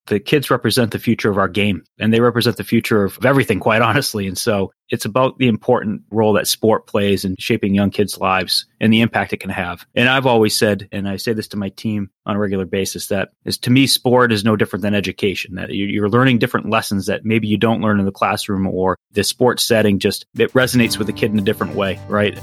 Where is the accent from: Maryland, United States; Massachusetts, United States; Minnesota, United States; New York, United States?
Massachusetts, United States; growing up in Massachusetts